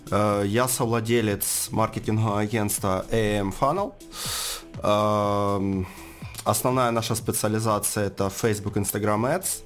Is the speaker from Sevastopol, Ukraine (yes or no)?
no; Donetsk, Donetsk Oblast, Ukraine; ну, я сам из Донецка. А, собственно, жил в Донецке, занимался чем ранее?